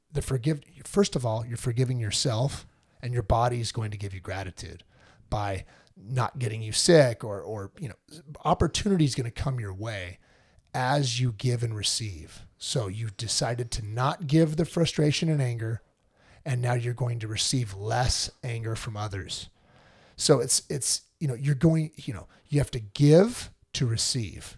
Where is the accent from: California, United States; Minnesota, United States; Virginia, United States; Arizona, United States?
California, United States; I'm a Californian